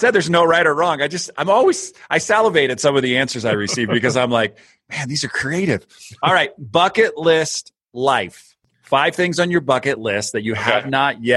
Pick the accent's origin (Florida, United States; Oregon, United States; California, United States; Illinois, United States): California, United States; Santa Cruz; my hometown, Santa Cruz, California